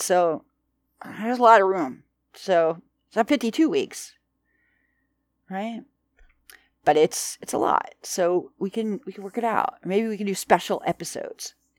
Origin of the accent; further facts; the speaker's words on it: United States; we're American